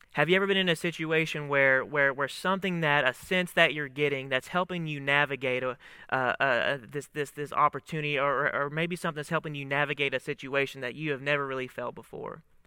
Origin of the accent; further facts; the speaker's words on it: Monticello, Kentucky, United States; moved away as an adult; I am originally from a town, Monticello, Kentucky, a, a southern town right on the Tennessee border there in Kentucky. It's a small town, about six thousand people, uh, but that's where I grew up